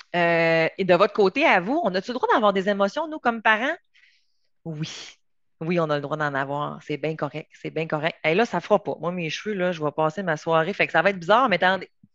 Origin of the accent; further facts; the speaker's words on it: Quebec, Canada; moved away as an adult; also born or lived in Montreal; moi, je viens du Saguenay, Lac-Saint-Jean.